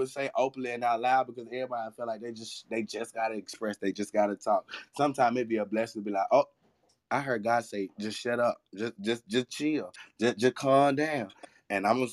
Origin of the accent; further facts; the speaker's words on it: Alabama, United States; I was born in Alabama